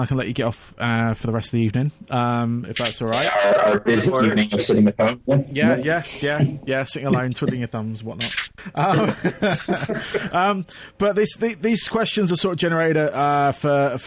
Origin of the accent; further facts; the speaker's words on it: Aldershot, South East England, United Kingdom; also born or lived in Surrey / Farnham; now in Camberley, United Kingdom; I was born in Aldershot